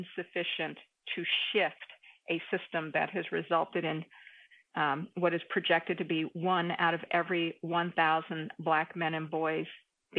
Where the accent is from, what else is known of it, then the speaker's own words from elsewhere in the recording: New York City, New York, United States; a New Yorker who worked for city government